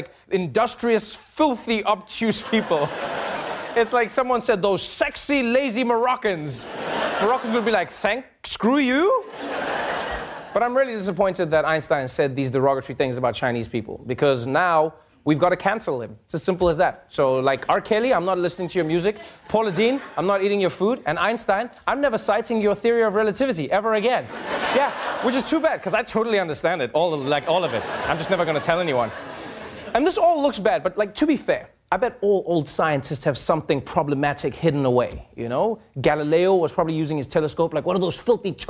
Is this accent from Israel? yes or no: no; South Africa; as a South African